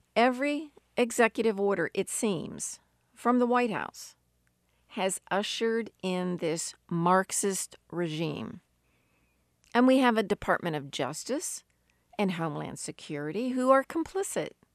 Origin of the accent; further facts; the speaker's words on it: United States; Growing up in America